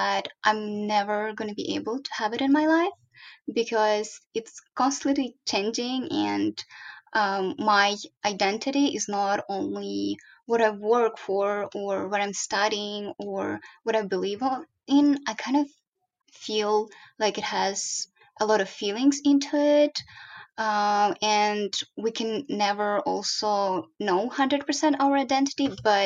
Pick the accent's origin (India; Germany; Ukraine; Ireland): Ukraine; now in Korea; I grew up in Ukraine